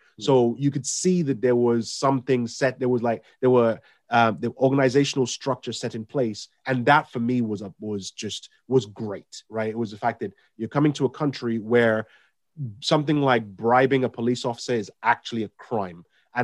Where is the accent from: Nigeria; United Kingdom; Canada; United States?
United Kingdom; London; I grew up in South London when I came here